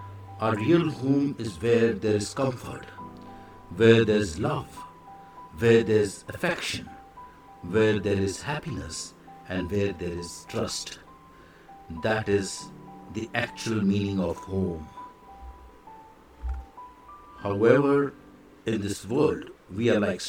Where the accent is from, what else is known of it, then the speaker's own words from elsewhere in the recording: India; I am the Indian monk